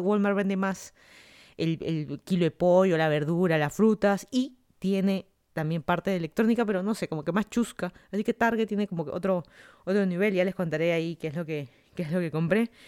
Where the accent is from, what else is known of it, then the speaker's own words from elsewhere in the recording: Lima, Peru; moved away as an adult; also born or lived in Miami, United States; now in Fairfax, United States; yo soy de Lima, Perú. Me mudé a Estados Unidos hace casi tres años